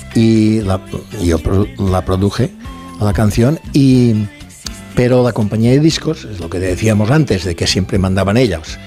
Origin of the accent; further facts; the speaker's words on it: Mallorca, Balearic Islands, Spain; accent: Mallorcan; soy de Mallorca